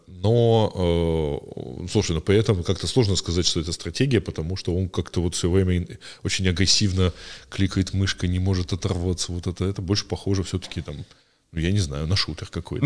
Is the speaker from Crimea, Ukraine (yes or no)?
no; a small town near Cherkasy, Cherkasy Oblast, Ukraine; вот я в в 90-м году э, ходил на специальный компьютерный клуб, э, значит, э, у нас был в небольшом городке под Черкасами